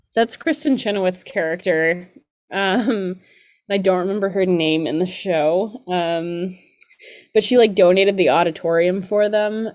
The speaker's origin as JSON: {"language": "English", "region": "Georgia", "country": "United States", "said": "I'm from Georgia"}